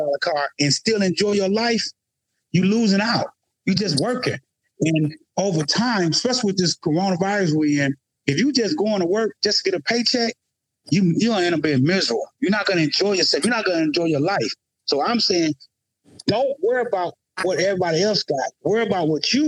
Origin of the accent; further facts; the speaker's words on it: the South, United States; I grew up in the South, and we was always taught to appreciate everything.